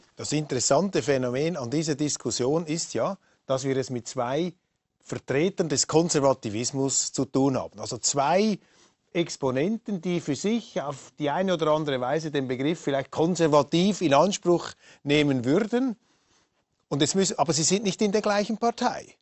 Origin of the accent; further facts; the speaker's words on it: Switzerland; Wir Schweizer